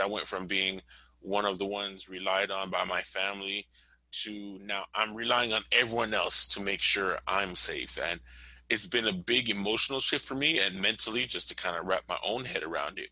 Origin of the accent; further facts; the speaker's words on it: Miami, Florida, United States; I'm from Miami, Florida, 305 all day long